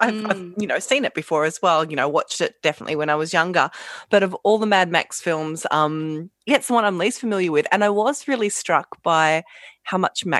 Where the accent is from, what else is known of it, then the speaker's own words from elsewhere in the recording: Bacchus Marsh, Victoria, Australia; Bacchus Marsh growing up there.